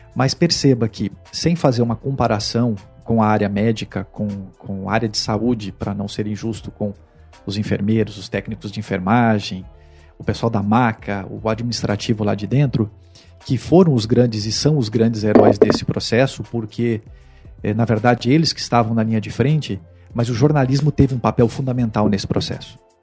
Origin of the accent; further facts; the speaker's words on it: Rio Grande do Sul, Brazil; also born or lived in Mato Grosso / Mato Grosso do Sul / Pernambuco / São Paulo; now in Fortaleza, Brazil; Eu sou natural do Rio Grande do Sul, saí do Rio Grande do Sul ah, em 1994